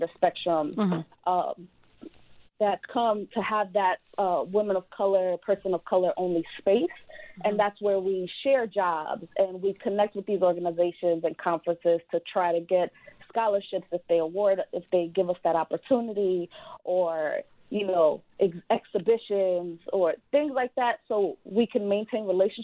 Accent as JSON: {"language": "English", "region": "New York", "country": "United States", "said": "I come from New York"}